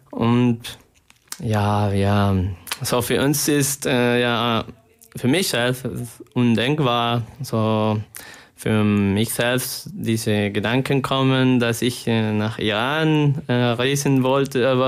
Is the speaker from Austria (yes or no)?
no; Colombia; now in Cologne, Germany; ich komme aus Kolumbien und ja, ich bin hier als Student von ähm, dem Masterprogramm über erneuerbare Energie hier an der TH Köln.